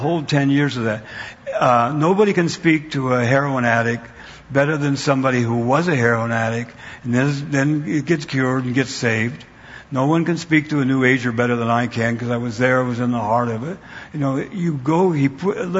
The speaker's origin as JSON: {"language": "English", "region": "Idaho", "country": "United States", "tie": "born or raised there", "also_born_or_lived": "Wyoming County, Pennsylvania", "moved": "yes", "said": "I was born in Wyoming County, Pennsylvania, and then I grew up in Idaho."}